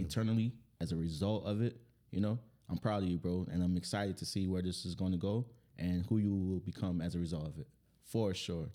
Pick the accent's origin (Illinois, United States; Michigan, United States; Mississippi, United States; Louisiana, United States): Louisiana, United States; New Orleans; I'm from New Orleans